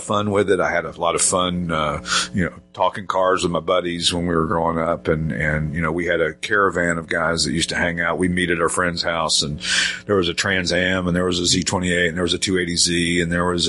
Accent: Knoxville, Tennessee, United States; we moved to another area where I grew up in Knoxville, Tennessee

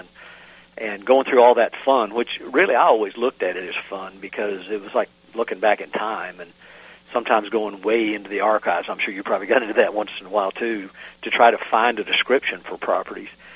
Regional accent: the South, United States; accent: southern; my southern accent

